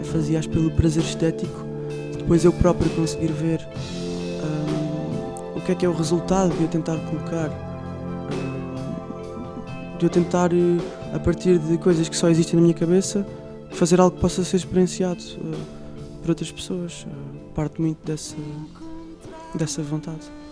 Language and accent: Portuguese; Carnaxide, Lisbon, Portugal; tenho 20 anos, sou de Carnachide